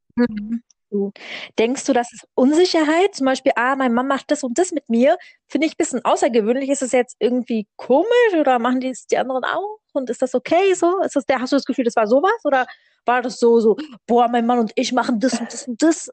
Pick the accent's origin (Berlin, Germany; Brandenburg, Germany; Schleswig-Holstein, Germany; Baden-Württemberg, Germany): Berlin, Germany; ich komme aus Berlin